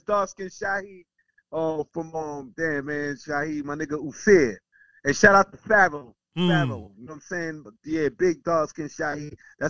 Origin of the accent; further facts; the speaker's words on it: New York City, New York, United States; also born or lived in Bay Ridge, Brooklyn / Bed-Stuy, Brooklyn / Brownsville, Brooklyn; My initial growing up when I was a kid, you know, kid, you know, youngster, I was in Sunset Park, Brooklyn, right next to Park Slope.